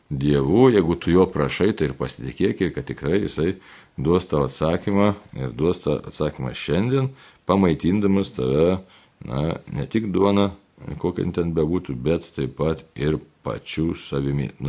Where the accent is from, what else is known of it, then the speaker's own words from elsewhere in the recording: Lithuania; kaip lietuvė, ne, tai mums lietuviams